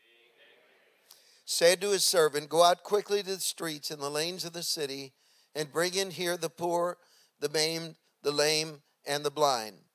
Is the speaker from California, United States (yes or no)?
yes; San Francisco, California, United States; also born or lived in Redding, California; I had left San Francisco to go up north to the Bay, from the Bay Area, to go to college in a little college in Redding